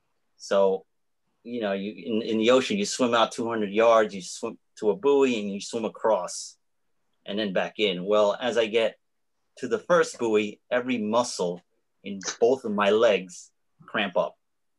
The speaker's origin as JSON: {"language": "English", "region": "New York", "country": "United States", "said": "from New York."}